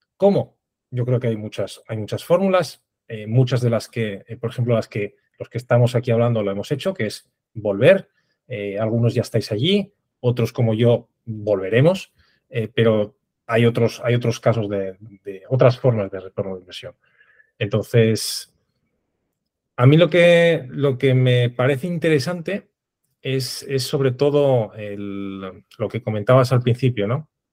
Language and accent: Spanish; Oviedo, Asturias, Spain; moved away as an adult; now in Madrid, Spain; ahora mismo estoy en, Madrid, pero soy originario de Oviedo